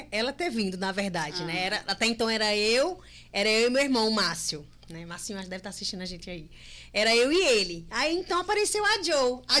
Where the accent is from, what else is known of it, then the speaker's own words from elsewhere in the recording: Juazeiro do Norte, Ceará, Brazil; also born or lived in Fortaleza, Ceará; Não fui criada em Fortaleza, fui criada no interior, em Juazeiro do Norte, mas a gente tava na Serrinha até um dia desse, né, era, Diogo? Era, até, até um ano e meio atrás a gente estava na Serrinha em Fortaleza.